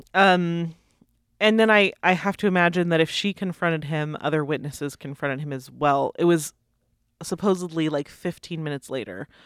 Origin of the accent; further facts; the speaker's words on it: United States; I'm an American